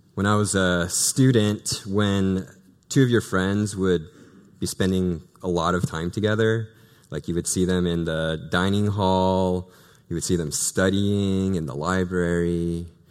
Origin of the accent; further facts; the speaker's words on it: Pacific Northwest, United States; moved away; I'm originally from the Pacific Northwest